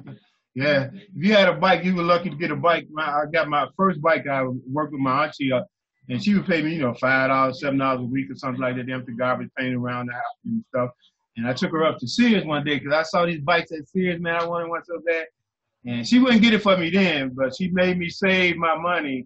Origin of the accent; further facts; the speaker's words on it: Chicago, Illinois, United States; I grew up in Lawndale, and then and then we moved to Inglewood.